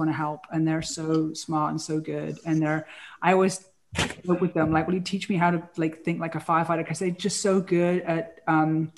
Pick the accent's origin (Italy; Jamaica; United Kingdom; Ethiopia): United Kingdom; England; moved away as an adult; now in California, United States; as a girl growing up in England